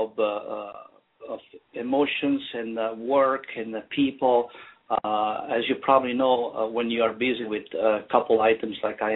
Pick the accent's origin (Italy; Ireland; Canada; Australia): Italy; northern Italy; moved away as an adult; now in Illinois, United States; I was born and raised in a small town, northern Italy.